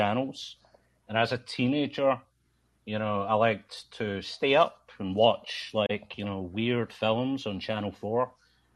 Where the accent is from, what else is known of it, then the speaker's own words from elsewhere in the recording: Scotland, United Kingdom; I'm from Scotland.